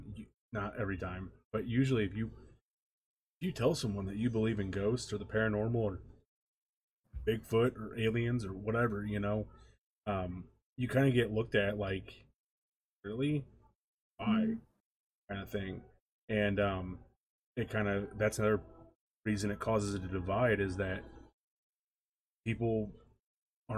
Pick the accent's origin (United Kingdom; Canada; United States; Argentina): United States; St. Louis, Missouri; I'm from St. Louis.